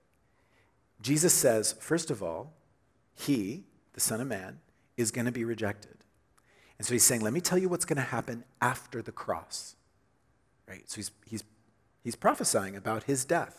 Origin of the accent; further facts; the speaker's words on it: Oklahoma, United States; growing up in Oklahoma, we had big storms, and lots of tornadoes